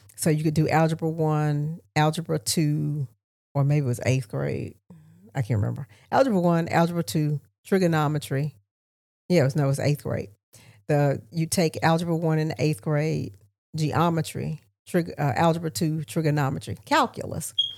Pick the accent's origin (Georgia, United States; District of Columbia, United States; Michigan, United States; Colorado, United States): Georgia, United States; Augusta; moved away as an adult; also born or lived in Albany, Georgia / Charlotte, North Carolina; I'm from East Augusta